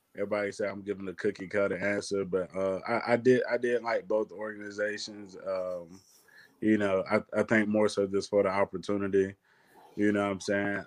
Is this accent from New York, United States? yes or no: no; Athens, Georgia, United States; growing up in Athens